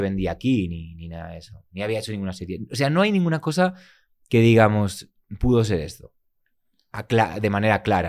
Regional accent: Barcelona, Catalonia, Spain; También soy de Barcelona

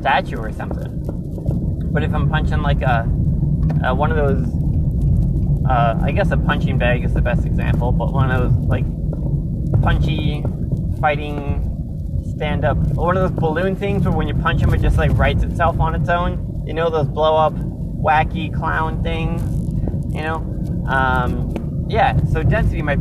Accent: Minnesota, United States; me growing up in Minnesota

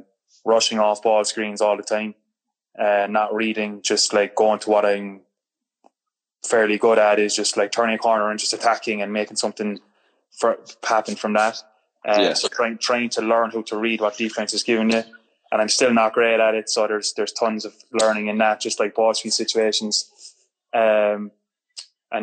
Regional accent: Cork, Munster, Ireland; moved away as an adult; also born or lived in Germany; I'm from Cork

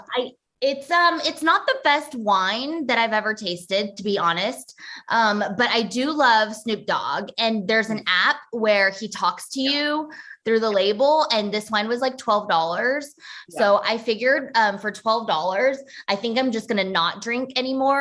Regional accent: New York, United States; now in Texas, United States; I grew up in New York.

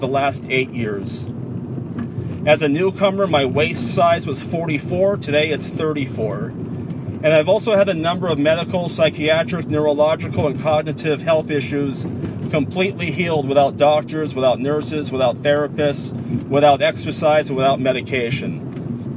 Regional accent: San Francisco, California, United States; now in Concord, United States; I moved from San Francisco to Concord, California, after having lived in San Francisco for over 44 years

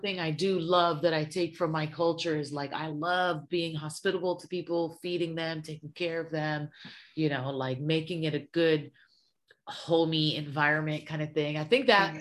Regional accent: Los Angeles, California, United States; also born or lived in Syria; growing up in South Central

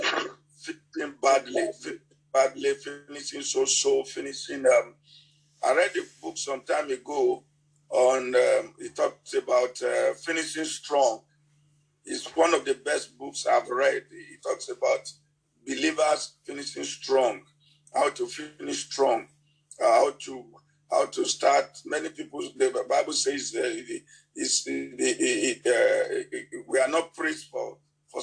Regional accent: Nigeria; English is a second language; In my native language in Nigeria here

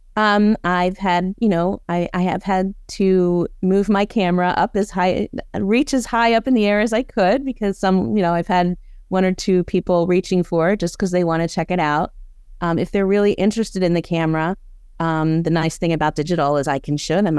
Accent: Baltimore, Maryland, United States; moved away as an adult; also born or lived in Boston; I'm from Baltimore, went back to Baltimore

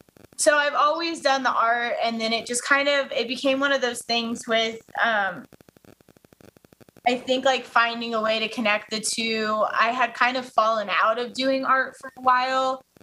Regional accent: Colorado, United States; And then just kind of being like a native from Colorado and kind of wanting that attachment while I was away from Colorado to always kind of cheer for Colorado sports teams.

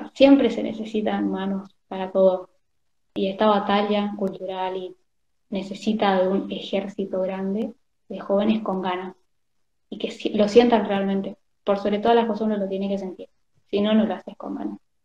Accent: Argentina; somos argentinos

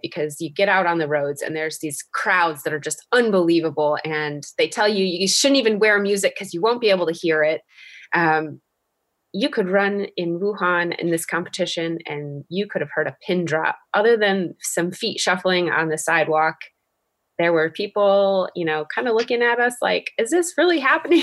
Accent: Detroit, Michigan, United States; it's my hometown race

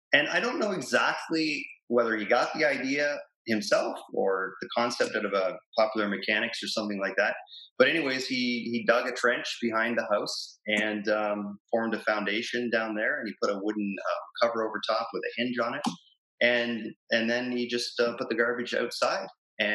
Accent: Plattsville, Ontario, Canada; also born or lived in New Hamburg; I grew up in a little town called Plattsville, which is a small little agricultural town just outside of Kitchener-Waterloo

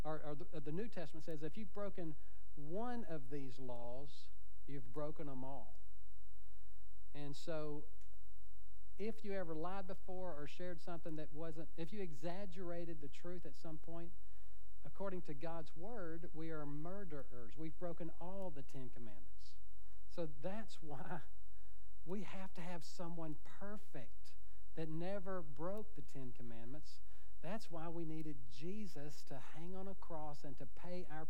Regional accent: United States; I was born in America

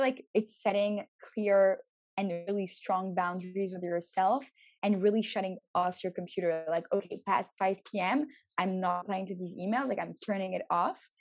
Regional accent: Montreal, Quebec, Canada; also born or lived in Paris, France / Tel Aviv, Israel / New York, United States; I was born in Paris, grew up in Montreal, and then I studied abroad for six years.

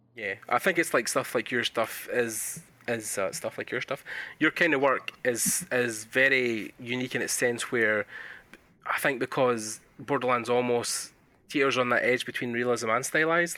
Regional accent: Scotland, United Kingdom; accent: Scottish; my Scottish accent

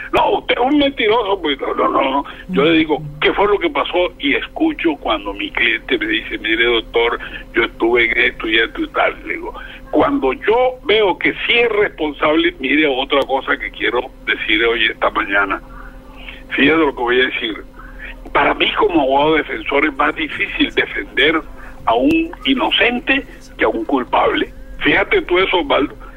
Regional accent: Barranquilla, Atlántico, Colombia; also born or lived in El Banco, Magdalena; yo me vine a los seis años y soy barranquillero de cepa

